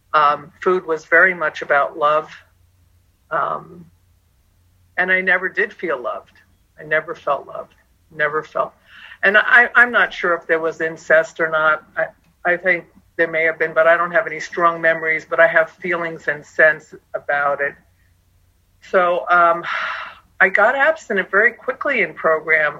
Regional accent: Long Island, New York, United States; moved away; also born or lived in Phoenix, Arizona; I'm from New York originally, Long Island

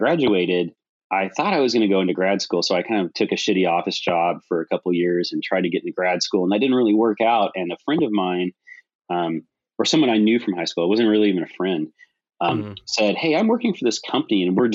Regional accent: Hawaii, United States; now in California, United States; I was born in Hawaii and I lived there, and then I've lived in California

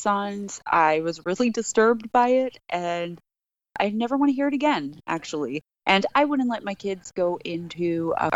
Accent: Paterson, New Jersey, United States; also born or lived in Clifton, New Jersey; In Patterson and Clifton, New Jersey

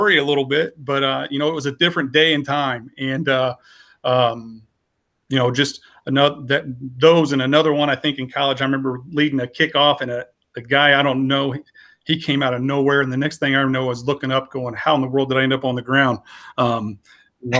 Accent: Franklin, Indiana, United States; born or raised there

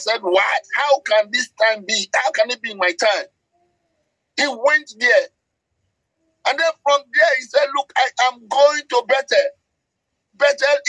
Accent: Nigeria; I speak as a Nigerian.

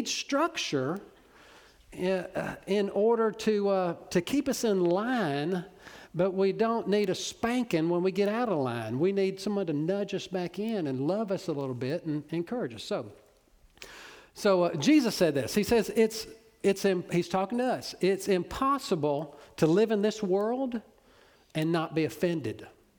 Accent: Orange, Texas, United States; I'm from Orange, so I know. You know, I'm from Little Cypress

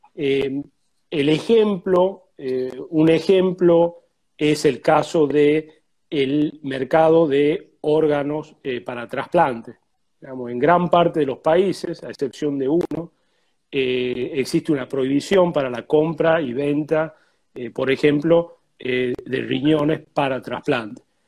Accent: Tucumán, Argentina; now in Buenos Aires, Argentina; vivo en Buenos Aires, pero soy tucumano.

